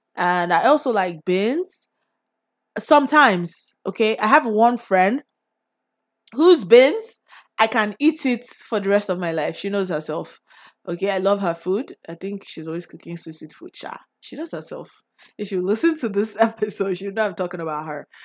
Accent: Nigeria; growing up in Nigeria, like, what it was like and what it has been like growing up here

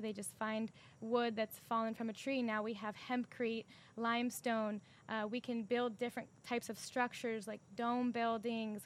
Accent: San Diego, California, United States; also born or lived in Sacramento; I'm from San Diego

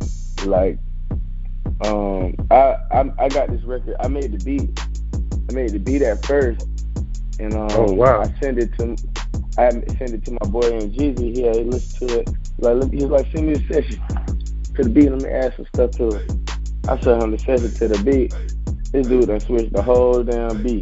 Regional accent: Jacksonville, Florida, United States; I'm from Jacksonville

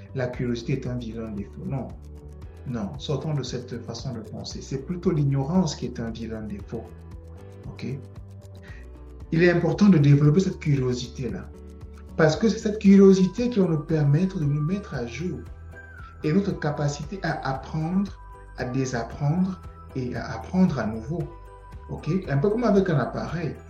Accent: Cameroon; moved away as an adult; now in Canada; Cameroun, mon pays d'origine, qu'au Canada, où euh, je réside actuellement

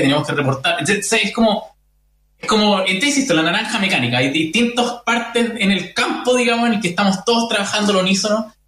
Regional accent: Chile; nosotros como, como, chilenos

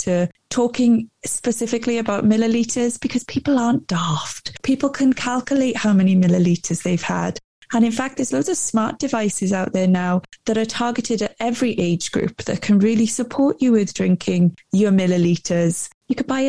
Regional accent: Wales, United Kingdom; moved away as an adult; now in England, United Kingdom; I grew up in Wales

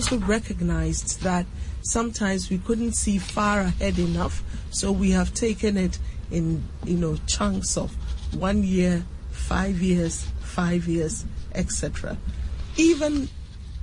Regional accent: Cape Coast, Central Region, Ghana; Commander, my hometown

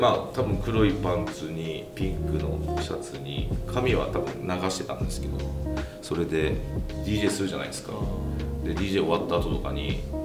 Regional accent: Kagoshima, Japan; now in Fukuoka, Japan; 地元鹿児島なんですけど

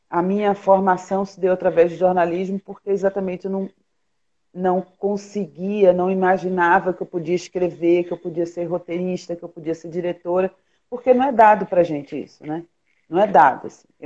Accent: Pernambuco, Brazil; now in Rio de Janeiro, Brazil; aqui no Rio também tá frio, pelo menos para mim, que sou pernambucana.

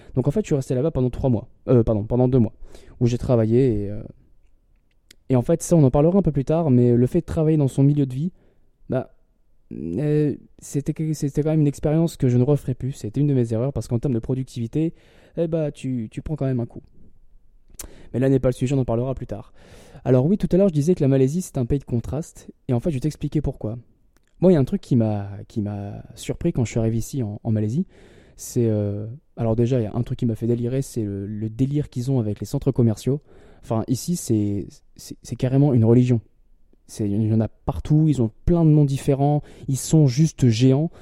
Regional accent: Lille, Hauts-de-France, France; moved away as an adult; parce que je viens de Lille

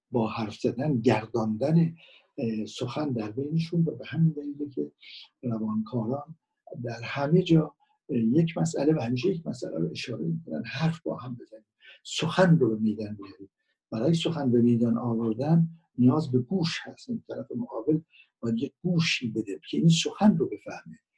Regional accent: Iran; من به عنوان کسی که در اینجا به دنیا آمدم شهروند ایران هستم

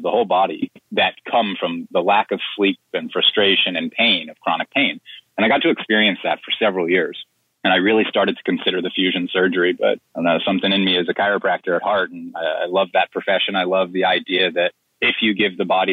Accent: Plantation, Florida, United States; I grew up in Plantation. I lived there my whole life until I went to college

